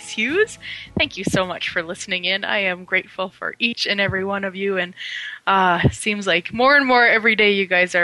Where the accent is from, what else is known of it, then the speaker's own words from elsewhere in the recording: Turtleford, Saskatchewan, Canada; as a child, I grew up in Saskatchewan, Canada. Very small town called Turtleford, population 505